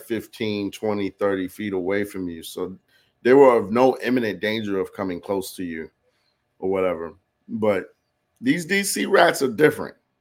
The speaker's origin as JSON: {"language": "English", "region": "New York", "country": "United States", "tie": "born or raised there", "moved": "yes", "said": "I grew up in New York"}